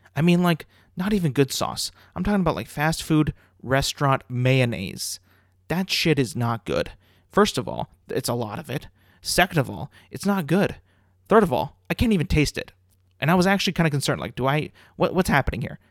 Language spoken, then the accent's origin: English; California, United States; growing up in California